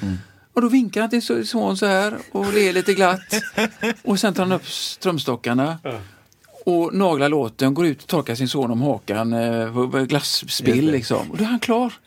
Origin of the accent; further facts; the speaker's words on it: Gothenburg, Västra Götaland, Sweden; kommer jag in där från Frölunda